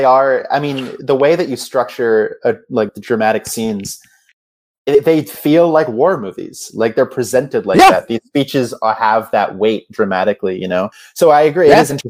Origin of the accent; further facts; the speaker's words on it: Minnesota, United States; he's from Boston, I'm from Minnesota, the greatest rivalry of all time